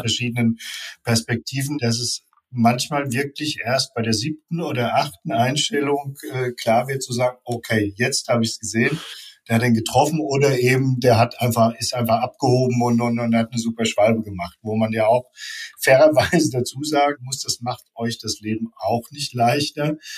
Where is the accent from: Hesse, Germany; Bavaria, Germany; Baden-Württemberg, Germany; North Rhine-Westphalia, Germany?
Hesse, Germany; Offenbach am Main; Ich komme aus Offenbach